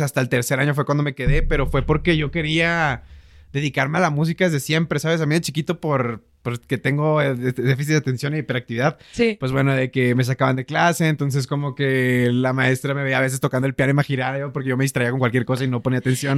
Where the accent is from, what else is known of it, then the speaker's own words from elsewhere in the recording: Mazatlán, Sinaloa, Mexico; soy de Mazatlán, Sinaloa